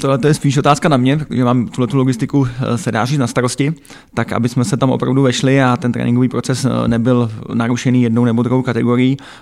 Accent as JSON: {"language": "Czech", "country": "Czechia", "tie": "born or raised there", "also_born_or_lived": "Chrudim / Hradec Králové", "moved": "as an adult", "lives_now": "Pardubice, Czechia", "said": "trénovat děti ve svém rodném prosetíně"}